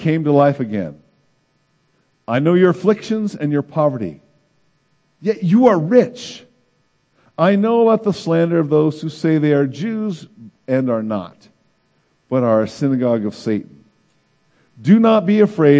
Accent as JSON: {"language": "English", "country": "United States", "said": "as American Christians, we enjoy a lot of privileges"}